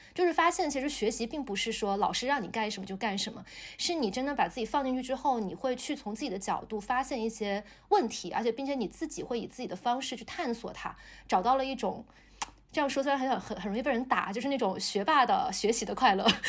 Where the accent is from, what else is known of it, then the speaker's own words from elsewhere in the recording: Shenzhen, Guangdong, China; moved away; 我在深圳长大